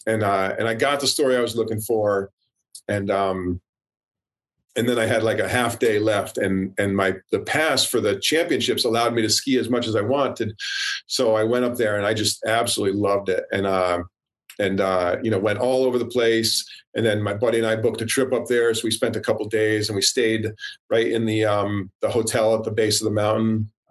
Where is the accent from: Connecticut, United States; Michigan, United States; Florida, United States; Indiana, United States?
Connecticut, United States; I grew up in Connecticut.